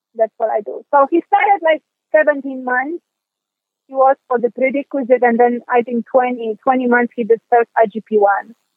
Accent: Poland; moved away; I'm from Europe, so, and I'm from Poland

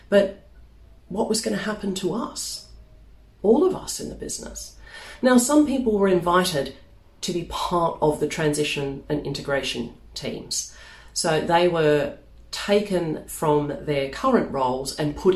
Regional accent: Melbourne, Victoria, Australia; moved away as an adult; now in London, United Kingdom; In 2004, I moved from Melbourne in Australia, my hometown, over here to London.

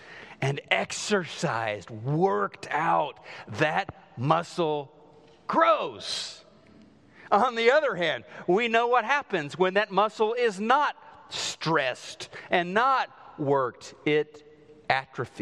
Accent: southwest Missouri, United States; moved away; they built this house just outside of my hometown in southwest Missouri

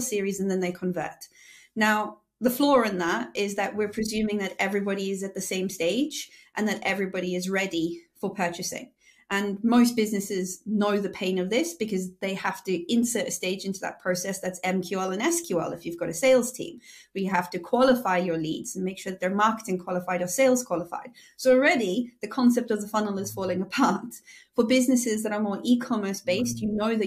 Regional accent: South Africa; I'm South African

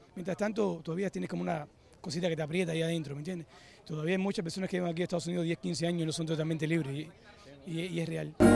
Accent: Cuba; now in Miami, United States

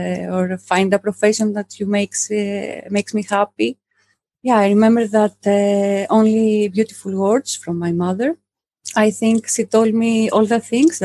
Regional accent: southern Greece, Greece; moved away; I'm from Greece. I grew up in a small village in the south of Greece

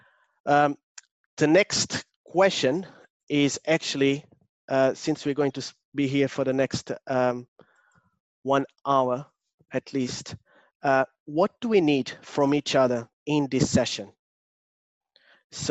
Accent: Portugal; accent: Portuguese; English is a second language; now in London, United Kingdom; I'm originally from Portugal, but I live in London. I still have a very strong Portuguese accent

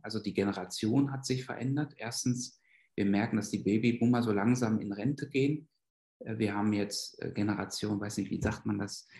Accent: North Rhine-Westphalia, Germany; moved away as an adult; also born or lived in Berlin; now in Basel, Switzerland; ich bin in Westfalen aufgewachsen

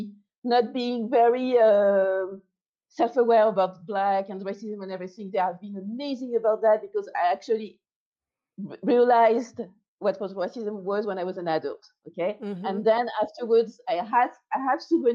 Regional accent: France; I'm French

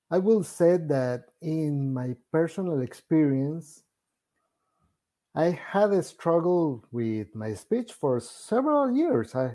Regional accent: Venezuela; first language Spanish; English is a second language; actually I am Venezuelan, so my first first language is Spanish

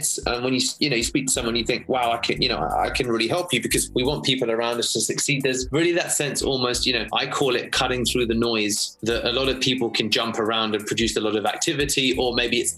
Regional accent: London, United Kingdom; you can hear by the accent, of course. I'm from London, England

